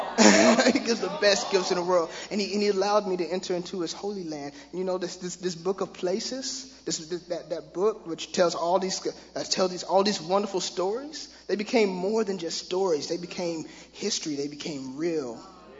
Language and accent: English; Tulsa, Oklahoma, United States; growing up in Tulsa, Oklahoma, I had plenty of religion